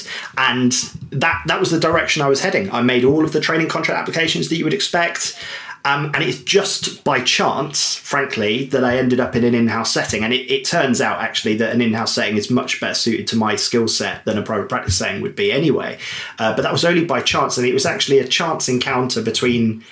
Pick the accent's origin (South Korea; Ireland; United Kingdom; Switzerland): United Kingdom; Devon, South West England; moved away as an adult; I grew up in Devon by the coast